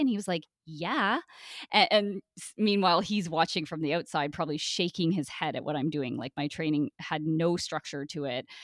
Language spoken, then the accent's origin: English; Brockville, Ontario, Canada; I grew up in Brockville, Ontario, a really small town